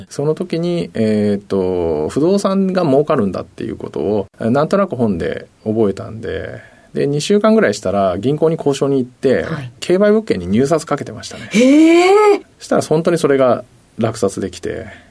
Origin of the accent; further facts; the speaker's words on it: Kagoshima, Japan; moved away; 鹿児島県ですね